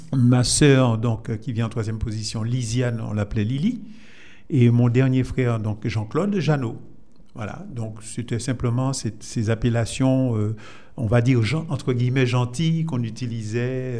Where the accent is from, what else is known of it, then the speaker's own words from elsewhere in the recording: Fort-de-France, Martinique; also born or lived in Saint-Esprit, Martinique; Et je suis né à Fort-de-France, dans un quartier euh, que j'aime euh, beaucoup toujours, même si je n'y vais pas souvent, donc euh, au quartier Hermitage, donc à Fort-de-France